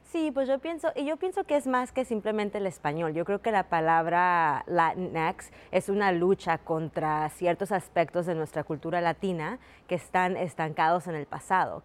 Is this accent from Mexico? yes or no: yes; Mexico; now in United States; me digo que soy mexicana, pues porque nací en México